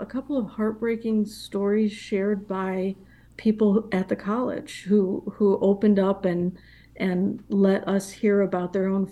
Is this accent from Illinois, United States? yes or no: yes; Illinois, United States; I was born and raised in Illinois